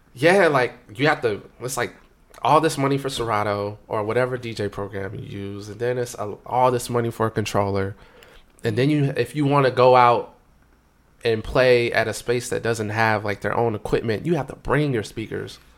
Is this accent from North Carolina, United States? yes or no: yes; Raleigh, North Carolina, United States; I'm from Raleigh, North Carolina